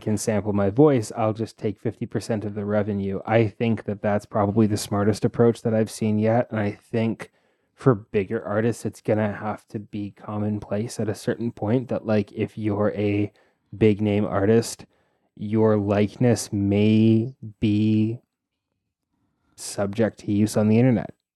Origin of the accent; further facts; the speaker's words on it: Toronto, Ontario, Canada; I grew up in Scarborough